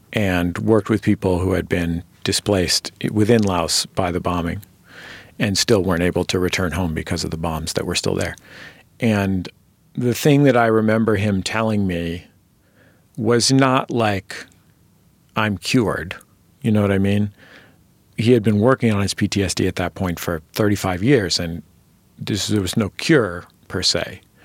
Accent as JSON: {"language": "English", "area": "Bay Area", "region": "California", "country": "United States", "said": "I'm from the Bay Area"}